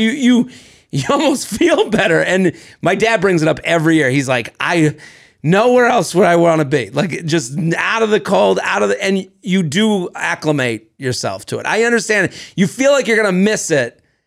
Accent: Needham, Massachusetts, United States; I come from Needham, Massachusetts

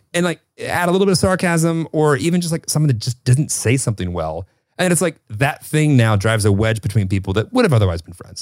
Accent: Northern Illinois, United States; moved away as an adult; also born or lived in Kentucky; I grew up in Northern Illinois and I went to school in Kentucky

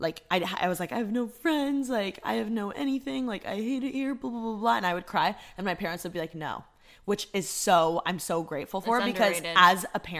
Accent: Bloomington, Indiana, United States; moved away as an adult; I'm from Bloomington, Indiana. I moved out here to go to fashion school

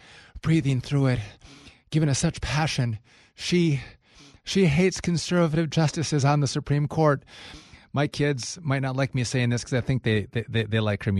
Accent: Wisconsin, United States; I'm a Wisconsin guy.

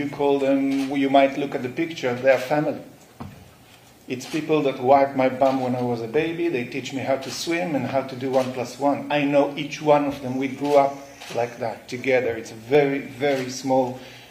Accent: Nir Oz, Southern District, Israel; now in London, United Kingdom; kibbutz Nir Oz, where I was born, grew up, woke up to a massacre

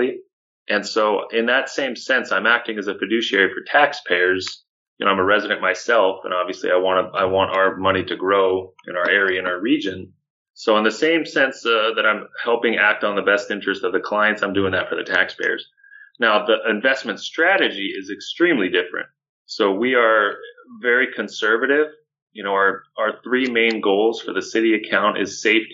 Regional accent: Orange County, Southern California, United States; I grew up in Southern California, Orange County here

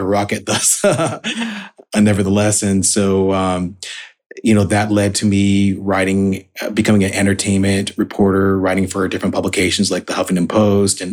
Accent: Oregon, United States; also born or lived in Salt Lake City, Utah; I was born in Salt Lake City, Utah, which is an unusual place for a Black American to be born, certainly at that time. And then we moved to Oregon

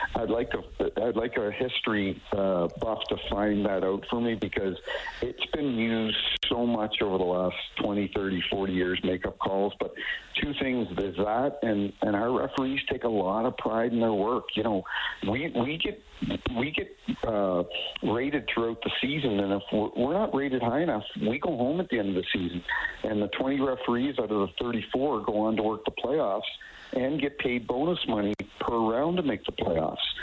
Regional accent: New Brunswick, Canada; born or raised there; now in St. Louis, United States

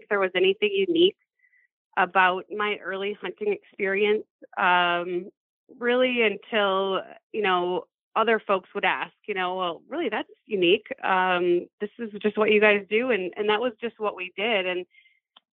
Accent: Powers, Michigan, United States; I grew up in the Upper Peninsula of Michigan in Menominee County.

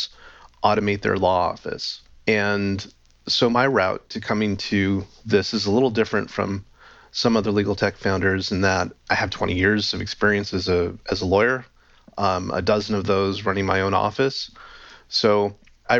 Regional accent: Los Angeles, California, United States; moved away as an adult; now in Vancouver, Canada; I'm actually originally from Los Angeles, but I live up here now.

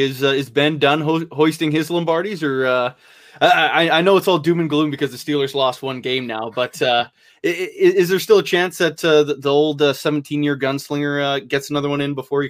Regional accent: Canada; I'm Canadian

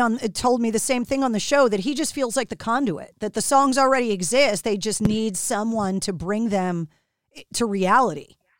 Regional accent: outside of Boston, Massachusetts, United States; growing up outside of Boston, like I did

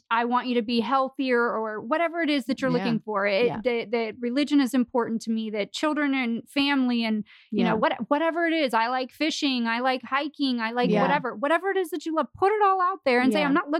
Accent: Florida, United States; I'm from Florida.

